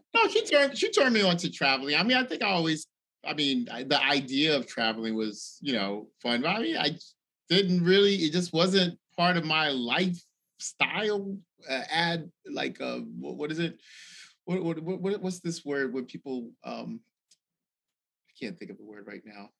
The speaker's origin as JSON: {"language": "English", "town": "Washington", "region": "District of Columbia", "country": "United States", "said": "from Washington D.C."}